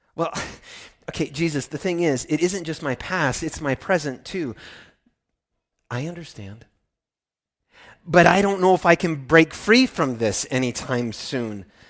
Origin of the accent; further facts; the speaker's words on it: Midwest, United States; I'm from the Midwest